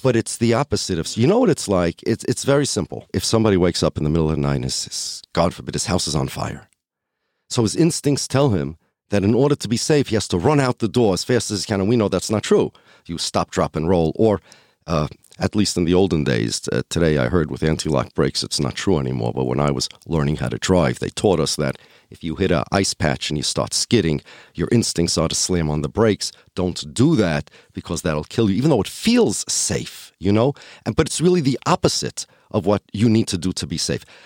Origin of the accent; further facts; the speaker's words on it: United States; I'm an American. I'm Jewish by religion